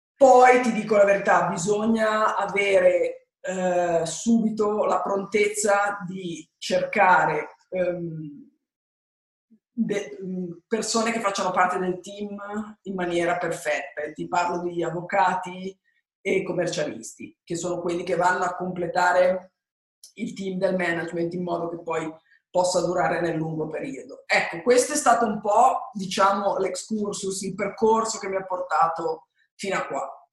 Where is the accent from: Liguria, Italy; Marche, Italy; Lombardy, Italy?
Liguria, Italy; Genoa; Io sono nata a Genova, sono italiana